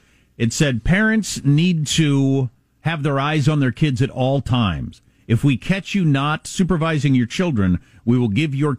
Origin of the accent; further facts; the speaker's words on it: United States; moved away; also born or lived in South Dakota / Wisconsin; growing up in South Dakota and Wisconsin, where dead of winter.